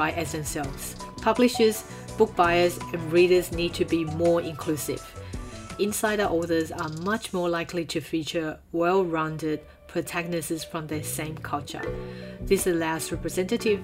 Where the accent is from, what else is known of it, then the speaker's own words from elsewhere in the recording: Sydney, New South Wales, Australia; As an Asian growing up in Australia